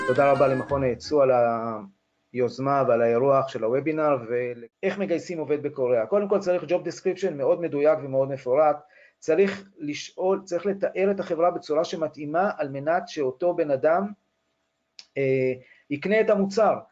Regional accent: Israel

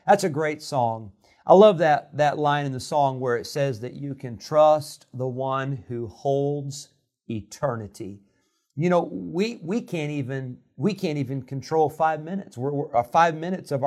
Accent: Rockford, Illinois, United States; moved away as an adult; also born or lived in Santa Clara, California / Geneseo, Illinois / California; When I was a year old, my family moved to Rockford, Illinois. So I grew up in Rockford

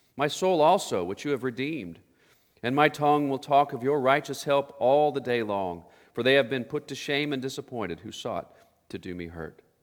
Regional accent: Oklahoma, United States; growing up in Oklahoma, we grew up in Tornado Alley

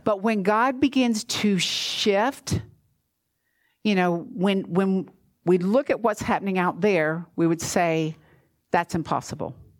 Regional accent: Georgia, United States; now in Florida, United States; I'm from Georgia, which you know that when it snows, we close

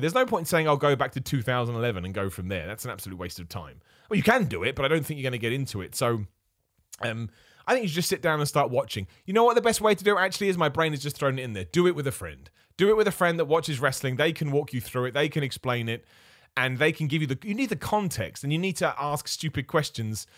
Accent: United Kingdom; I'm British, right? I'm a British wrestler

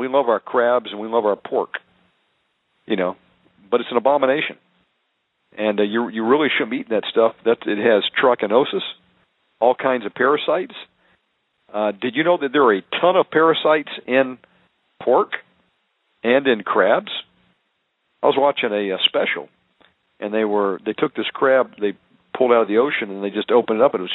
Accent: Deep South, United States; I was raised in the Deep South

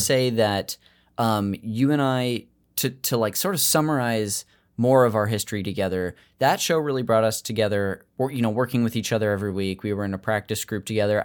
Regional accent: Modesto, California, United States; I told you Modesto

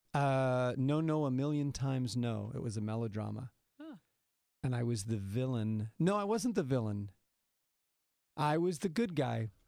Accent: Salinas Valley, California, United States; I grew up in the Salinas Valley

